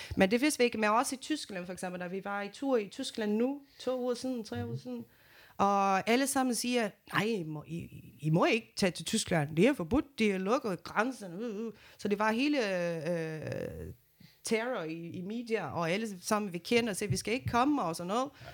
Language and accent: Danish; Brazil; Danish is a second language; now in Denmark; jeg kommer fra Brasilien